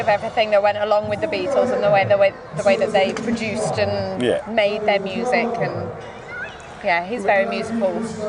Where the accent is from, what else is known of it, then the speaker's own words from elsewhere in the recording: Aylesbury, South East England, United Kingdom; being able to come to my hometown